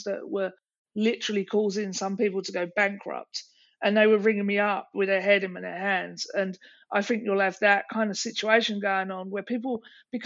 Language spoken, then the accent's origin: English; England, United Kingdom; now in United States; I'm English